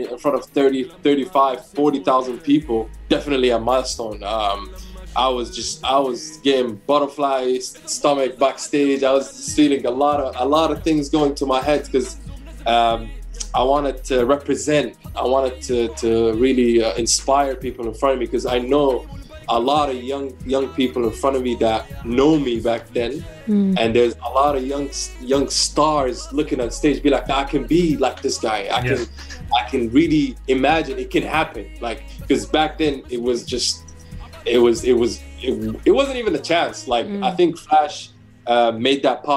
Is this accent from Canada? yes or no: no; Abu Dhabi, United Arab Emirates; growing up in Abu Dhabi, I worked in the F1 in 2009 as an usher